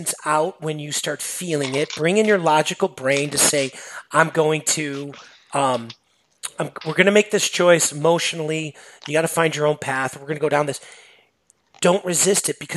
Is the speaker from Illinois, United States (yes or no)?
yes; Chicago, Illinois, United States; I'm from Chicago area